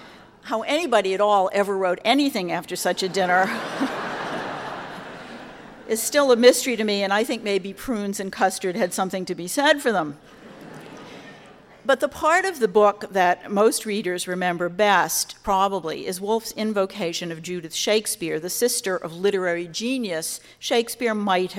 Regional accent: United States; as an American

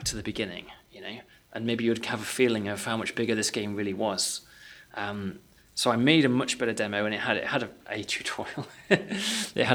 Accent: United Kingdom; because we're British

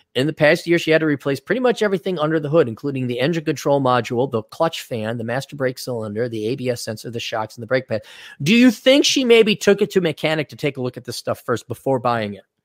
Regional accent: Wisconsin, United States; now in Minnesota, United States; I was born here, but I am not a good Minnesotan, and I'm never gonna be called a Minnesotan. I was brought up in Wisconsin, which isn't that much better

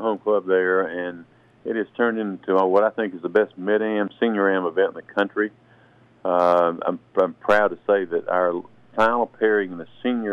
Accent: Brunswick, Georgia, United States; growing up in Brunswick

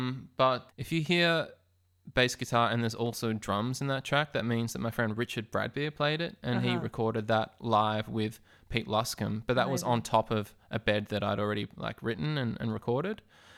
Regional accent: Melbourne, Victoria, Australia; that's not because I'm a snob from Melbourne

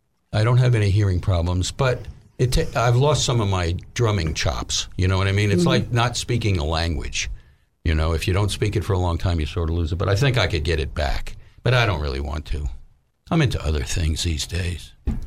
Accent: New York, United States; now in Little Rock, United States; she was from New York also, and we thought we missed it. Mm-hmm. So we moved back to New York.

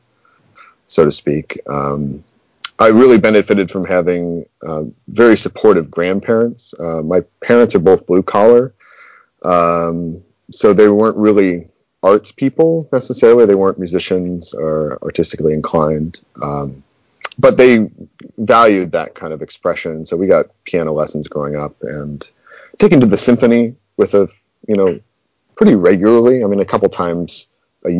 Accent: Denver, Colorado, United States; also born or lived in Knoxville, Tennessee; now in Baton Rouge, United States; I grew up in Denver

